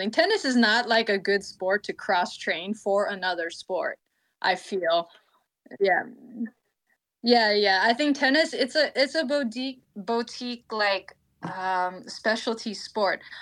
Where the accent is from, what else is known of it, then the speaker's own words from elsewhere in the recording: California, United States; I'm also from California